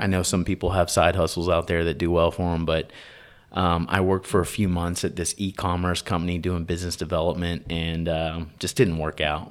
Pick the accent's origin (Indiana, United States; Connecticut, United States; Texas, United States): Texas, United States; Tyler; I'm from Texas. I grew up in Tyler, Texas